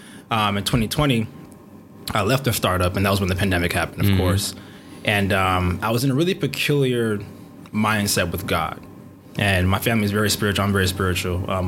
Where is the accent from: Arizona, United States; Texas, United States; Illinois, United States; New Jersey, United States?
Illinois, United States; Matteson; also born or lived in Ascot, England / Chicago, Illinois; is Nigerian. I love my country, love my people, love my family. That's the trifecta of hometown. But I guess I was raised in the south suburbs of Chicago.